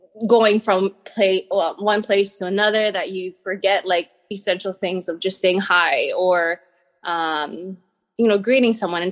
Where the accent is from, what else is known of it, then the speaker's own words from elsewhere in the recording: Hawaii, United States; moved away as an adult; also born or lived in Arizona; now in New York City, United States; grew up in Hawaii, moved across the U.S. to help pursue my husband's dream